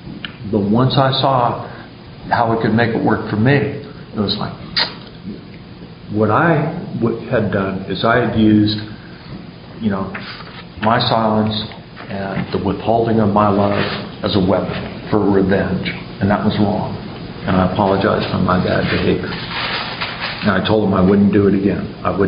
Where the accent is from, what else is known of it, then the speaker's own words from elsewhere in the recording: San Diego, California, United States; I grew up in San Diego and got sober in AA in San Diego, low these many years ago.